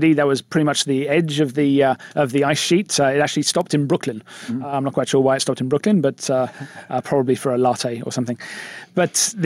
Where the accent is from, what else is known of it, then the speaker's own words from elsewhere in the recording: England, United Kingdom; moved away; I'm English.